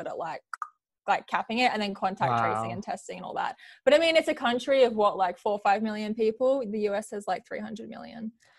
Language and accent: English; Australia; born or raised there; also born or lived in New Zealand